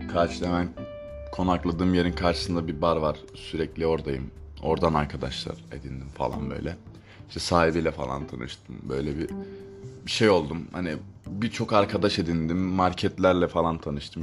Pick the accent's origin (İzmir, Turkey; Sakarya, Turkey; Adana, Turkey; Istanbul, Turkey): Adana, Turkey; Ben Adanalıyım